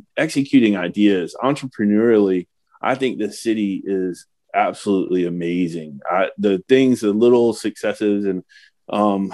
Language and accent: English; Pensacola, Florida, United States; moved away as an adult; now in Jacksonville, United States; I growing up in Pensacola and coming to Jacks in my 20s